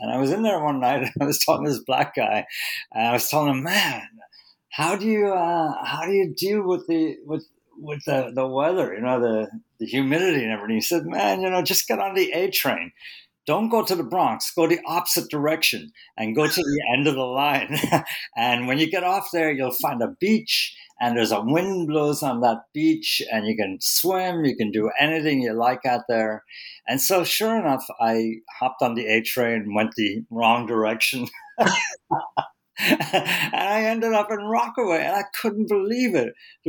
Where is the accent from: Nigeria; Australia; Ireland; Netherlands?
Ireland; now in New York, United States; When I came to the city from Ireland, you know, I lived on the Lower East Side